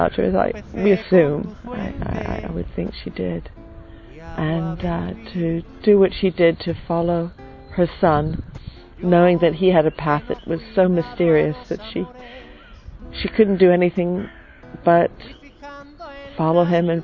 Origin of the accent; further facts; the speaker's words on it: United States; I'm from the United States